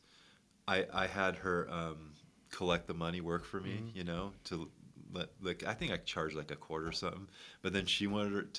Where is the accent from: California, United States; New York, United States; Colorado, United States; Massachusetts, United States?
New York, United States; Syracuse; I grew up in Syracuse, New York.